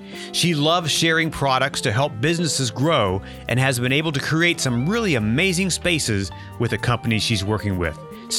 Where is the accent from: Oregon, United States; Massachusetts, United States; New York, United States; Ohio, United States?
Ohio, United States; moved away; also born or lived in South Carolina; as my wife would call me, a damn Yankee, because I come from Ohio. And I moved to South Carolina and I stayed for a while.